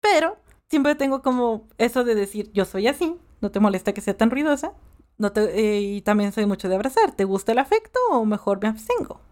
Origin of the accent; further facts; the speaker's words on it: Mexico; yo nací aquí en México